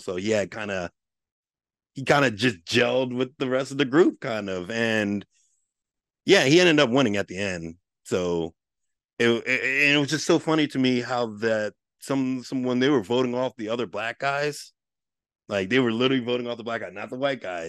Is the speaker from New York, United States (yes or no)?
yes; Westchester, New York, United States; I grew up in Westchester, I grew up in the suburbs